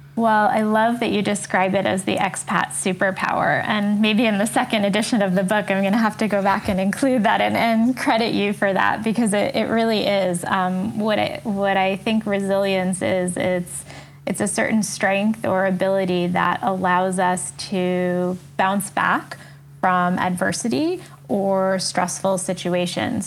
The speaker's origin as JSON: {"language": "English", "town": "New York City", "region": "New York", "country": "United States", "tie": "born or raised there", "also_born_or_lived": "France / South Africa", "said": "an American, born and raised in New York"}